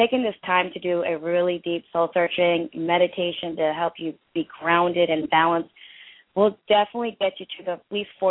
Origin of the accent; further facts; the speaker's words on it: India; I'm from India.